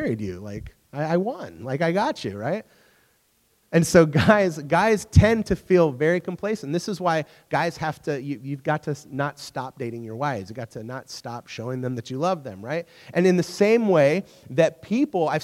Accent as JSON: {"language": "English", "country": "United States", "also_born_or_lived": "England", "said": "as an American"}